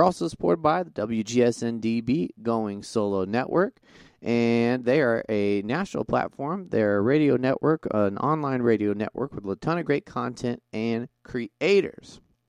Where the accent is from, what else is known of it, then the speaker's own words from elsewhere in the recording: Montana, United States; born there; also born or lived in Texas; I was born in Montana and lived down there in Texas, and family's from Oklahoma, so.